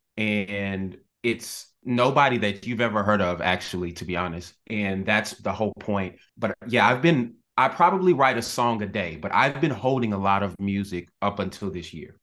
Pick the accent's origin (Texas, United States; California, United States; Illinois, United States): Texas, United States; Dallas; moved away as an adult; now in New York, United States; I'm originally from Dallas, Texas